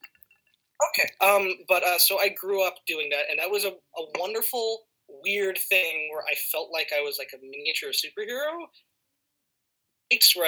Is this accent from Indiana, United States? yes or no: no; Los Angeles, California, United States; So I grew up in the City of Angels in Los Angeles